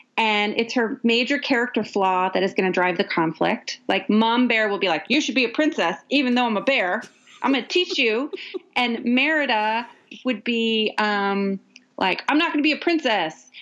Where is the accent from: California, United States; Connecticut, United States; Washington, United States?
California, United States; Ukiah; also born or lived in San Francisco, California; now in Los Angeles, United States; I grew up in Ukiah. I grew up with the same people from kindergarten all the way to high school